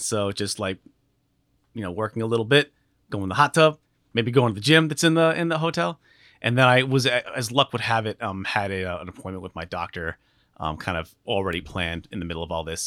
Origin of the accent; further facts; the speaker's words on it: Alaska, United States; moved away; I grew up in Alaska